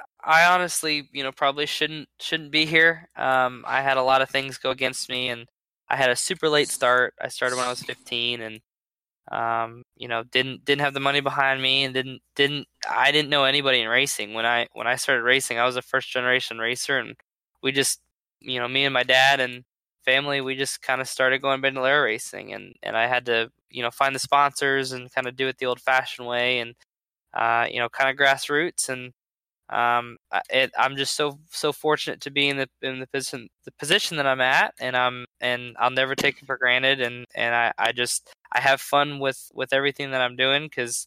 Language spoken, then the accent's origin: English; Ligonier, Pennsylvania, United States; the closest track that I race at in proximity to Ligonier, Pennsylvania, which is where I grew up in Pennsylvania, is Mid-Ohio.